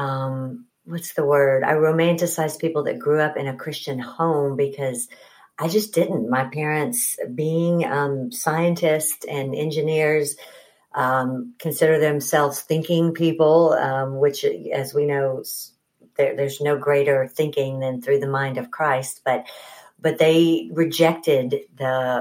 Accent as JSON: {"language": "English", "town": "Huntsville", "region": "Alabama", "country": "United States", "tie": "born or raised there", "also_born_or_lived": "Birmingham, Alabama", "moved": "as an adult", "lives_now": "Atlanta, United States", "said": "I grew up in Huntsville"}